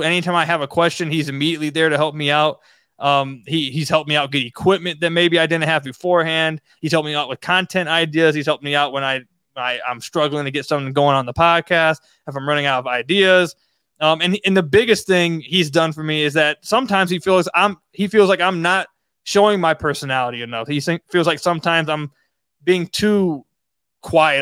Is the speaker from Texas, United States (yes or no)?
no; Detroit, Michigan, United States; I was born in Detroit